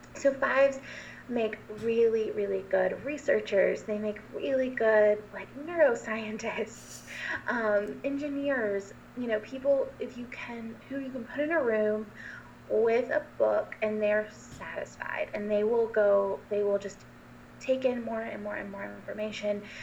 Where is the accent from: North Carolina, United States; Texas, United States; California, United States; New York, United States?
North Carolina, United States; Asheville; I'm from Asheville, North Carolina